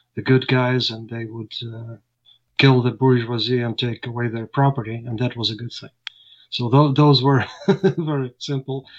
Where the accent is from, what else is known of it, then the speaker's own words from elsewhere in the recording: Ukraine; moved away as an adult; now in United States; And I lived in Ukraine. I was born in Ukraine